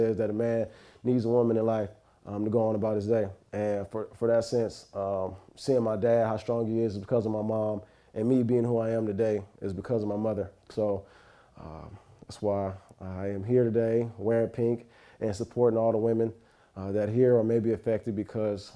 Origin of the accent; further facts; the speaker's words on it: East St. Louis, Illinois, United States; moved away as an adult; also born or lived in California; I'm from East St. Louis, Illinois